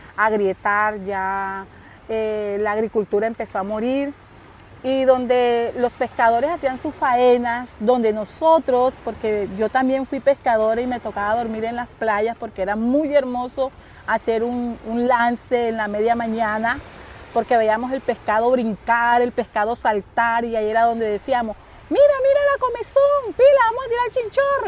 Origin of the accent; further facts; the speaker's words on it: Don Jaca, Magdalena, Colombia; soy nativa de Don Jaca, 50 años viviendo aquí en esta hermosa comunidad